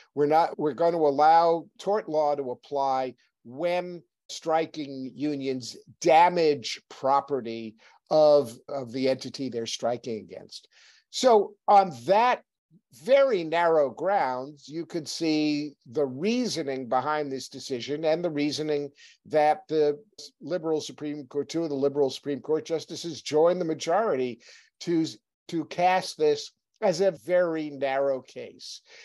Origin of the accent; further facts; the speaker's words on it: New Hampshire, United States; I'm from New Hampshire.